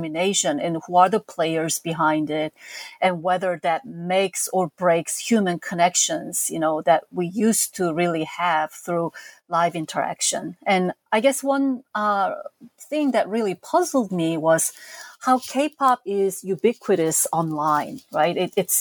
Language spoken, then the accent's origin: English; South Korea; moved away as an adult; now in United States; As a teenager growing up in South Korea in the 70s and 80s